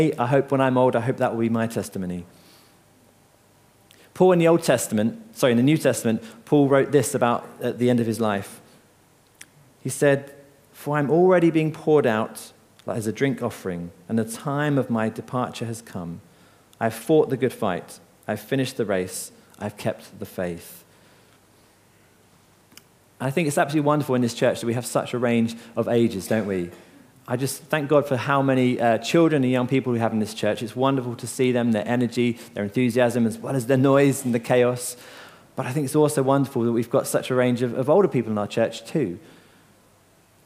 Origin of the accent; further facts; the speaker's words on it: Seaford, South East England, United Kingdom; I grew up in Seaford along the coast